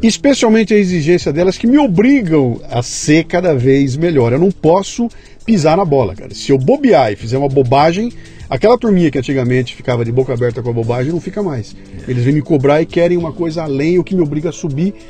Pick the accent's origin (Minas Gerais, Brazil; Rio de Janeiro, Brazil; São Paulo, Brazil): São Paulo, Brazil; Bauru; eu cresci em Bauru, interior de São Paulo